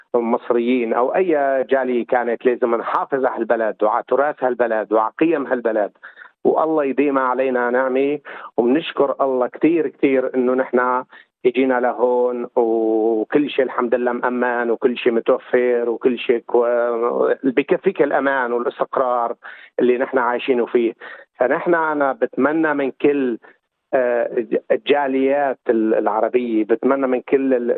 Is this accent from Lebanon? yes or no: no; Syria; now in Australia; انا سوري